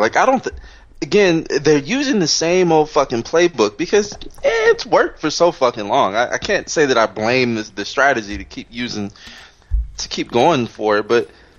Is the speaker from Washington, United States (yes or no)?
no; Chicago, Illinois, United States; now in Los Angeles, United States; Motherfucker, I'm from Chicago. They're corrupt as it comes.